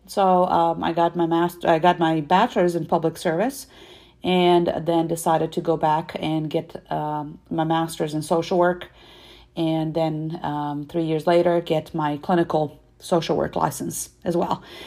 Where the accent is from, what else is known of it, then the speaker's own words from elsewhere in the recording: Serbia; moved away; I am originally from Serbia